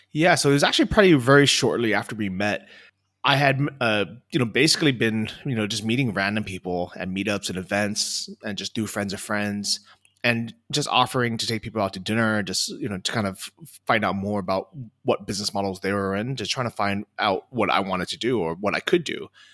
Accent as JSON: {"language": "English", "region": "California", "country": "United States", "tie": "born or raised there", "also_born_or_lived": "Los Angeles, California / Thailand", "moved": "as an adult", "lives_now": "Chiang Mai, Thailand", "said": "I grew up in California"}